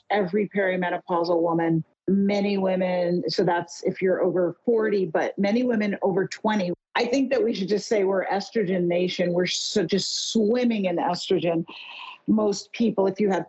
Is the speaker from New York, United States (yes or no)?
yes; New York City, New York, United States; I grew up in New York City